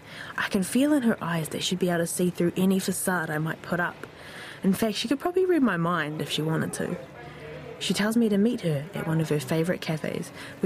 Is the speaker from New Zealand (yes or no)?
yes; Waimana, Bay of Plenty, New Zealand; moved away as an adult; now in Wellington, New Zealand; I grew up in Waimana, one of the valleys on the northern side of Te Uruwera. I am who I am today because I grew up beneath my mauna, because I know my tūhoitana. Almost 5 years ago, I came to Wellington, Te Whanganui Ātara, to study.